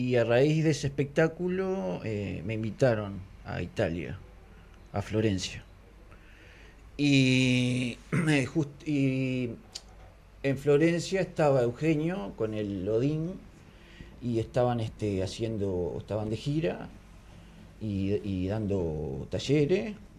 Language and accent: Spanish; Conchillas, Colonia, Uruguay; also born or lived in Carmelo; Yo nací en Carmelo, vivía, me crié en Conchillas.